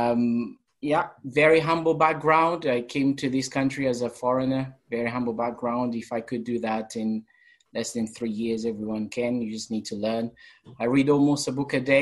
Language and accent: English; Portugal; English is a second language; moved away as an adult; now in England; I'm from Portugal. Came to England 4 years ago, 5 years now. and came here to learn English